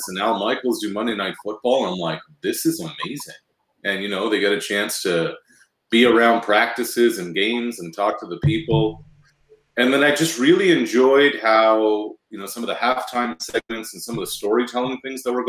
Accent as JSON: {"language": "English", "town": "Halifax", "region": "Nova Scotia", "country": "Canada", "tie": "born or raised there", "moved": "yes", "lives_now": "Toronto, Canada", "said": "we grew up in the East Coast. We had all the Boston affiliates."}